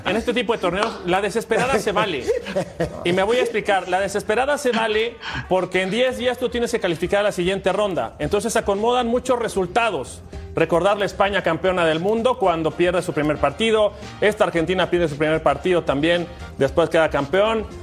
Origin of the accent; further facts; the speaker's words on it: Mexico; como mexicano